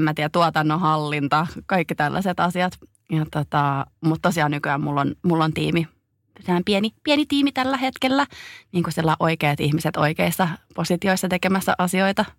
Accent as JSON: {"language": "Finnish", "country": "Finland", "moved": "as an adult", "said": "Mä tulin takaisin Suomeen"}